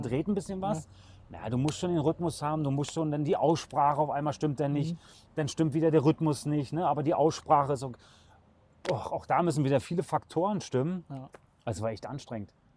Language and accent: German; Berlin, Germany; moved away as an adult; now in Kürten, Germany; ich bin in einer kleinen Wohnung groß geworden in Berlin